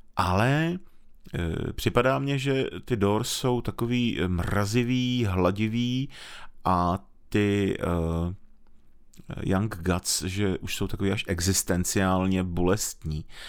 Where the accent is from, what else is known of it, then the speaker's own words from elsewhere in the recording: Moravia, Czechia; u nás na Moravě